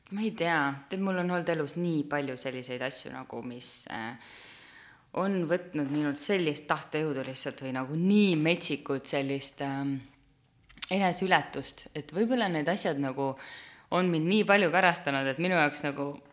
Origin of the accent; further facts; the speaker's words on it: Türi, Järva County, Estonia; ma olen Türilt pärit tüdruk